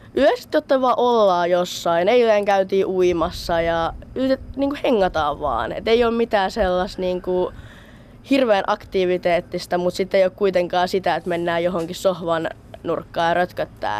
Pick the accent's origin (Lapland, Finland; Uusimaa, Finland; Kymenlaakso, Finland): Kymenlaakso, Finland; Kouvola; mä tuun itse Kouvolasta